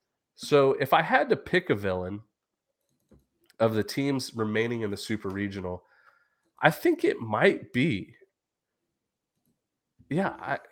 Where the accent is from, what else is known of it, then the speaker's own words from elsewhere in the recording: Texas, United States; I grew up in Texas.